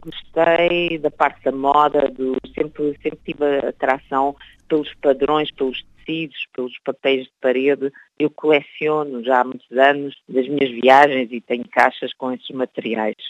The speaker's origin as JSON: {"language": "Portuguese", "region": "Lisbon", "country": "Portugal", "tie": "born or raised there", "moved": "yes", "lives_now": "Belgium", "said": "Depois Lisboa, onde eu nasci"}